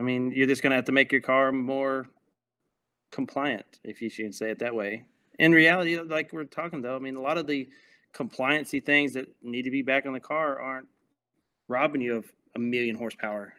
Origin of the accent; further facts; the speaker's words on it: Mineola, Texas, United States; moved away; the town's called Mineola. It's a little small town